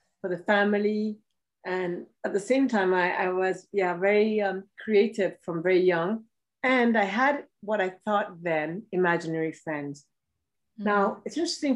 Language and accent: English; Ethiopia; I was born in Ethiopia